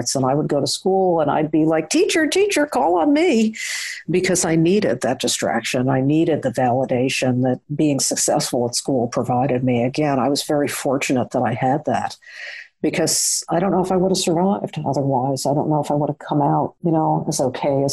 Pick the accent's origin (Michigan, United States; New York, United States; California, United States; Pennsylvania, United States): New York, United States; Long Island, outside New York City, United States; I grew up outside of New York City in a middle-class Long Island neighborhood